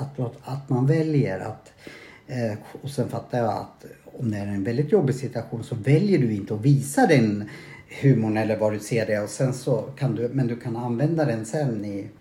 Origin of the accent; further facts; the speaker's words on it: Sweden; jag är svensk